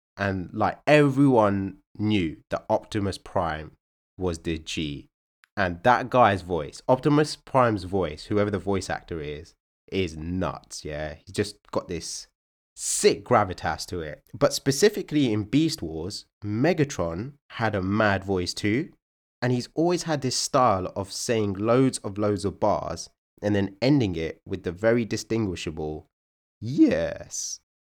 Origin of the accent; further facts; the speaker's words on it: United Kingdom; we're one of the most culturally diverse countries in the world